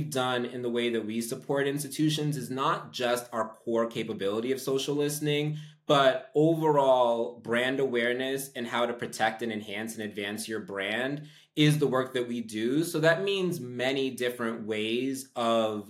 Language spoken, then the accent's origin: English; New York, United States; I'm from New York